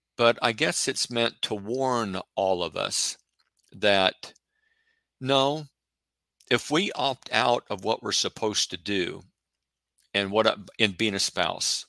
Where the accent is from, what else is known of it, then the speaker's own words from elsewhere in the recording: Oregon, United States; I'm from Oregon